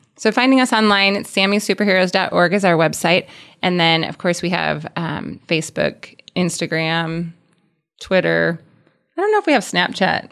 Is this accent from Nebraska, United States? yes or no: yes; Columbus, Nebraska, United States; we're from Columbus, so Columbus, Nebraska.